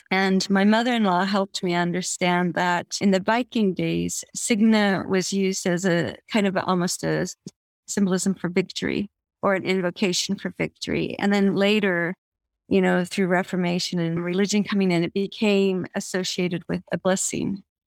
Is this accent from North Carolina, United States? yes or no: no; Evergreen, Colorado, United States; I grew up in Evergreen, Colorado, eh, which is a small mountain town west of Denver